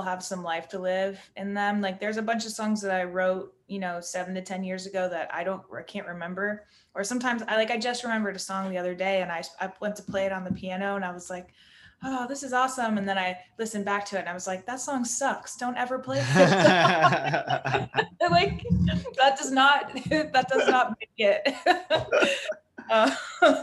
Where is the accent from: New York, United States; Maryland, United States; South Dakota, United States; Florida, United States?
Florida, United States; Southern; moved away as an adult; now in Chicago, United States; I'm like very Southern Florida